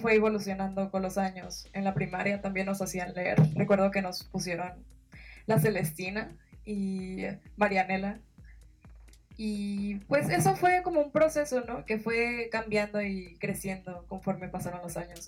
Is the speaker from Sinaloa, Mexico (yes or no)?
yes; Sinaloa, Mexico; yo soy de México, en Sinaloa, que es prácticamente un poquito más abajo del norte